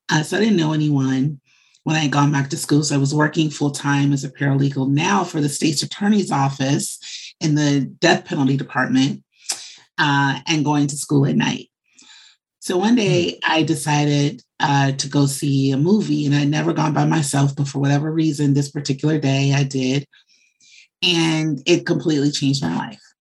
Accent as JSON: {"language": "English", "town": "Chicago", "region": "Illinois", "country": "United States", "tie": "born or raised there", "said": "I'm from Chicago."}